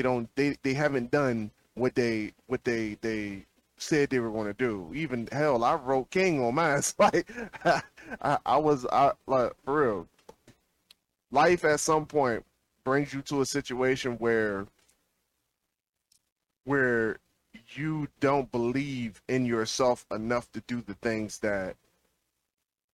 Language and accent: English; Petersburg, Virginia, United States; I was from Petersburg, Virginia